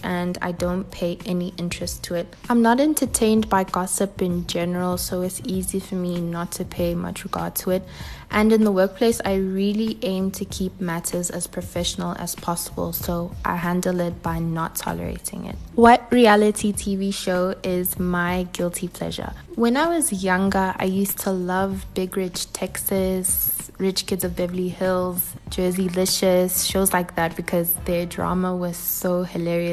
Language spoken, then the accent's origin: English; South Africa; born and bred in sunny South Africa. I'm half Nigerian, half South African.